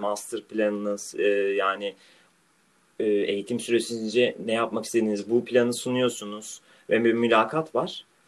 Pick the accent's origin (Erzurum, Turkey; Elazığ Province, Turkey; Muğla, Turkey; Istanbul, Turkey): Muğla, Turkey; Marmaris; now in Rotterdam, Netherlands; benim büyüdüğüm yer olan Marmaris